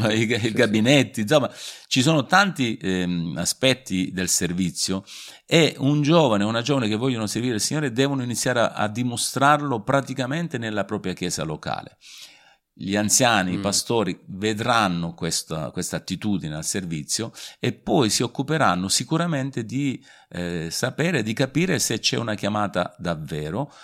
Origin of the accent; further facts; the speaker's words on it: Sicily, Italy; now in Vasto, Italy; nato in Sicilia diversi anni fa ormai.